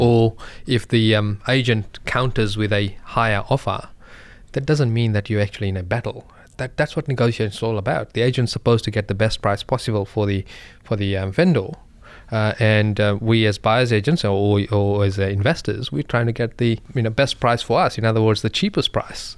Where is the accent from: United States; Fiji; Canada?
Fiji; I'm from Indian background from Fiji, but originally my grandparents from India.